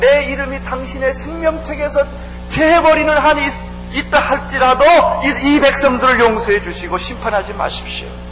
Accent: South Korea; 우리 민족은

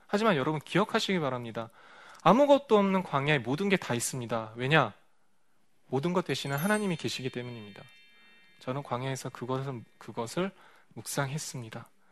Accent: South Korea; moved away as an adult; 제 고향 한국에 돌아와서

